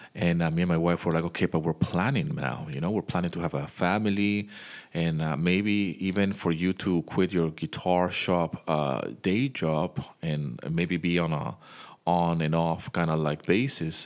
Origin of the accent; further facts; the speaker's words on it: Venezuela; also born or lived in United Kingdom; now in Greece; I was born in the U K, but I grew up in Venezuela